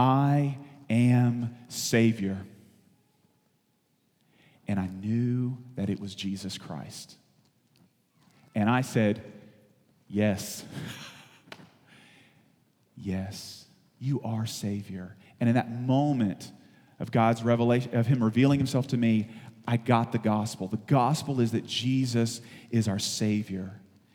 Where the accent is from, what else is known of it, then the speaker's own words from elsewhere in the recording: the South, United States; I'm from the South.